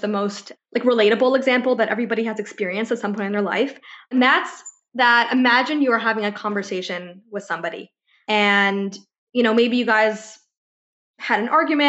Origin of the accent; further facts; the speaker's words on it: Ithaca, New York, United States; now in Los Angeles, United States; I grew up in Ithaca, New York, that's upstate